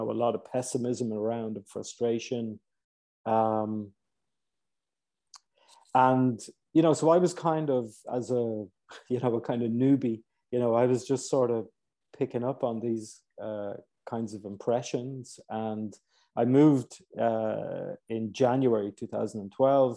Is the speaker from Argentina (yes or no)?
no; Ireland; moved away; also born or lived in Cairo, Egypt; I'm originally Irish